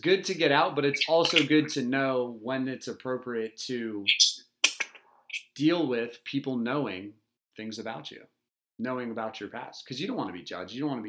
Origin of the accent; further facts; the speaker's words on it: Delaware, United States; I'm from Delaware, right?